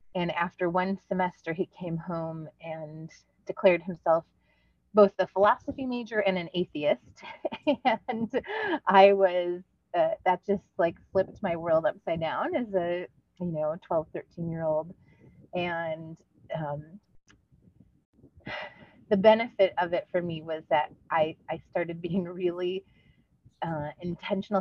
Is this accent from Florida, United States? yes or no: no; Westernville, New York, United States; Westernville, New York, which is a little two street town